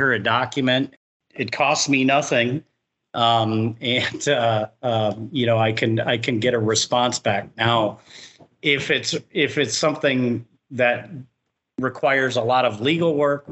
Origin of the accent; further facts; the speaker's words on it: Chicago, Illinois, United States; now in Florida, United States; I come originally from the Chicago area